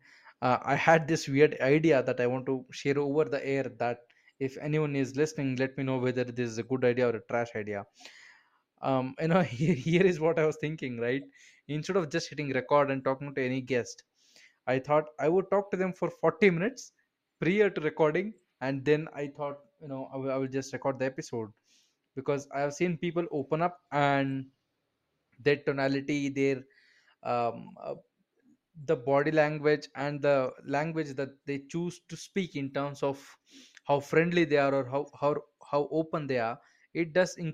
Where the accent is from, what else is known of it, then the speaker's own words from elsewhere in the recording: Bangalore, Karnataka, India; I'm from India. I'm from Bangalore